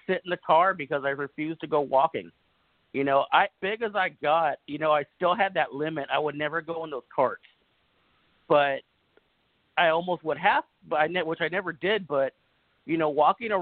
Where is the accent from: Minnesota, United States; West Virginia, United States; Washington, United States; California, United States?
California, United States; Los Angeles; now in Northern Kentucky, United States; I'm originally from Los Angeles, California, but I live in Northern Kentucky now